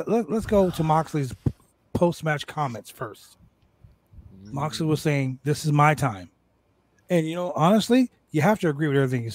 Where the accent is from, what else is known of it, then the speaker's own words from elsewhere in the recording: Canada; I'm Canadian